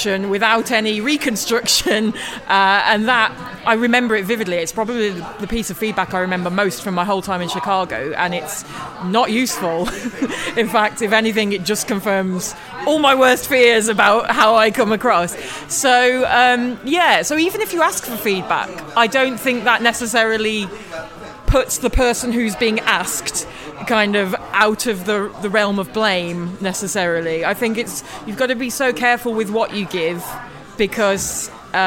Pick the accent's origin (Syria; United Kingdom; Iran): United Kingdom; I'm British